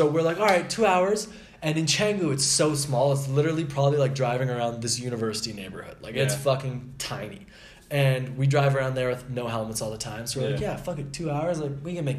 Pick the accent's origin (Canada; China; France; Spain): Canada; we're from Canada